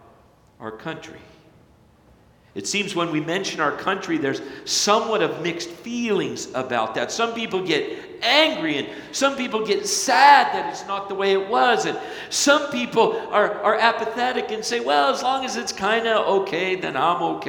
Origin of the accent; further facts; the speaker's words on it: Flagstaff, Arizona, United States; moved away; also born or lived in Hartley, Iowa; growing up in Flagstaff, Arizona